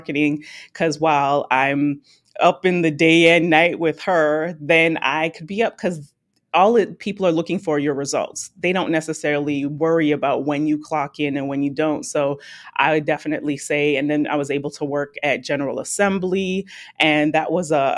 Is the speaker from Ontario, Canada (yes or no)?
yes; Toronto, Ontario, Canada; I'm Canadian, dual citizenship, but I'm born in Toronto, Canada